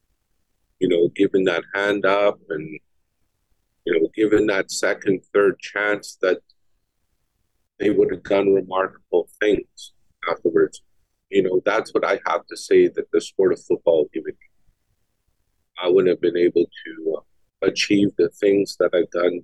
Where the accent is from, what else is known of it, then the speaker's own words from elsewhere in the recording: First Nation home, Manitoba, Canada; also born or lived in Winnipeg; growing up in Winnipeg, I came from a First Nation home that was, you know, we had lack of infrastructure there, so we had to get shipped off to the city to go to high school.